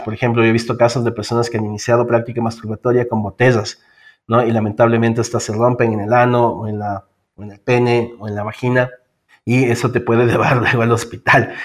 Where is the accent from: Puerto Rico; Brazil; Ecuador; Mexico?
Ecuador; soy eh, del Ecuador, vivo en Quito